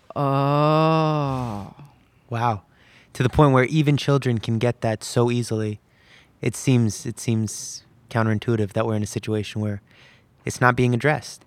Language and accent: English; California, United States; being a Muslim American myself, who grew up born and raised in California